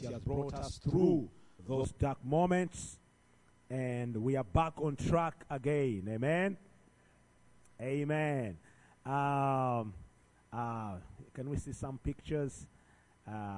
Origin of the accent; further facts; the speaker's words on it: Uganda; I'm from Uganda, all the way about 7,000 something miles